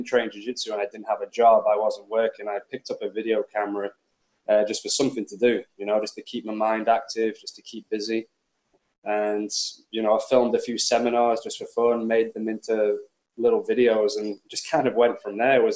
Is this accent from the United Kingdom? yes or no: yes; Preston, North West England, United Kingdom; moved away as an adult; also born or lived in London / Thailand; I come from Preston, which is, you know, a really small city in UK